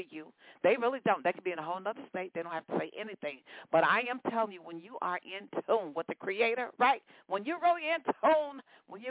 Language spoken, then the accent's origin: English; Stockbridge, Georgia, United States; based out of Stockbridge, Georgia. That's my hometown.